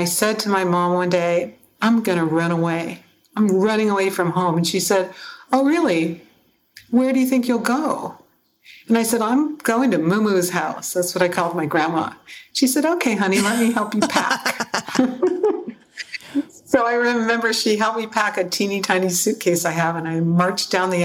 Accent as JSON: {"language": "English", "town": "Seattle", "region": "Washington", "country": "United States", "tie": "born or raised there", "said": "I grew up in Seattle"}